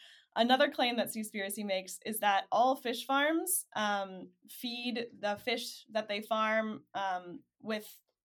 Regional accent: Michigan, United States; I'm from Michigan

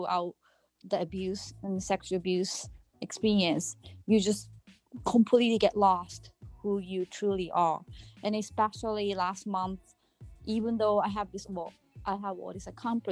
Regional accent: Japan; now in Massachusetts, United States; I'm from Massachusetts, but I'm originally from Japan.

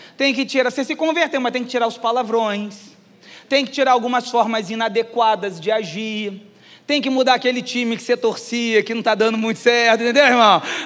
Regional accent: Caxias, Brazil; eu nasci em Caxias.

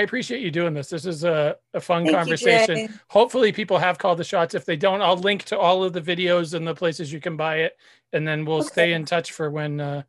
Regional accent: New Hampshire, United States; I grew up in New Hampshire.

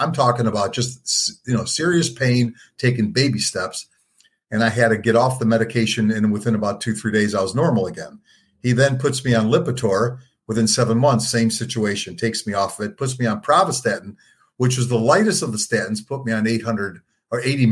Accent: Detroit, Michigan, United States; I grew up in Detroit, moved in eighth grade to the suburbs

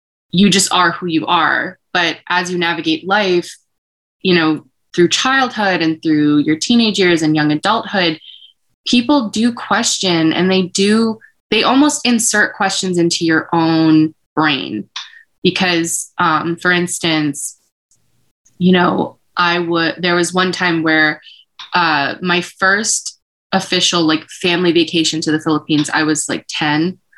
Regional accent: Massachusetts, United States; we are a Filipino. We're from Massachusetts.

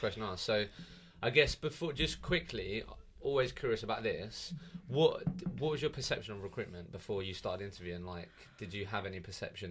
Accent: Eastbourne, South East England, United Kingdom; I'm from Eastbourne

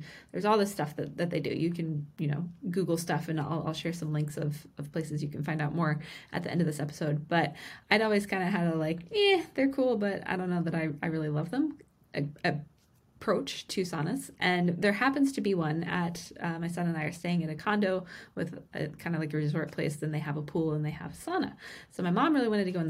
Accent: Vermont, United States; moved away; today I am joining you from Vermont, where I grew up

